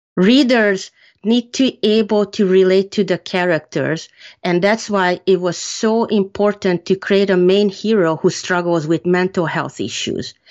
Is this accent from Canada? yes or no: no; Hungary; moved away; I grew up in Hungary